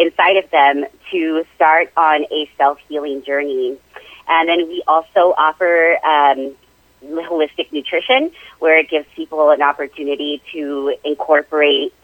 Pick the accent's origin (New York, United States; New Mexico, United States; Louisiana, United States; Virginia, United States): New Mexico, United States; Las Cruces; also born or lived in Hobbs, New Mexico / Chicago; my parents moved us to Las Cruces when I was three. And so I was raised here